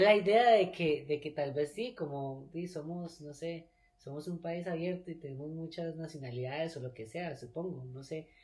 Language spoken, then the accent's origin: Spanish; Costa Rica; yo nací en Costa Rica, viví toda mi vida en Costa Rica